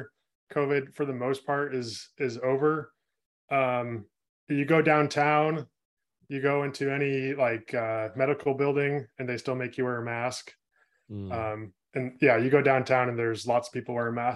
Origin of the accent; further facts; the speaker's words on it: California, United States; moved away as an adult; now in Portland, Oregon, United States; I was born and raised actually in California. Spent my first 25 years of my life there